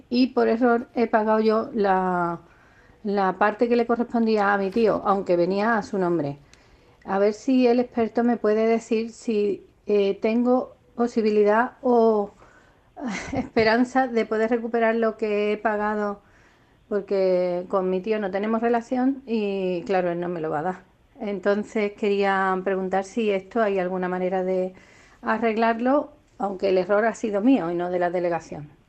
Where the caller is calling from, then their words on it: Jaén, Andalusia, Spain; de Jaén.